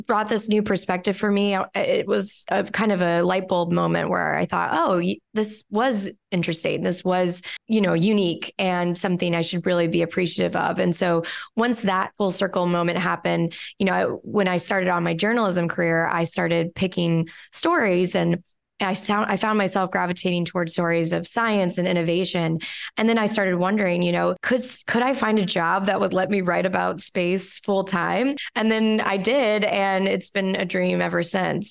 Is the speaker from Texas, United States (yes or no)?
yes; Houston, Texas, United States; I grew up outside of Houston near NASA's Johnson Space Center